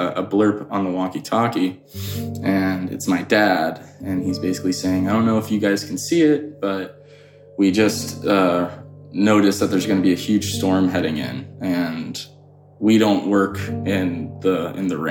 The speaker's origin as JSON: {"language": "English", "region": "Florida", "country": "United States", "tie": "born or raised there", "also_born_or_lived": "Colorado", "moved": "yes", "said": "I grew up in Florida"}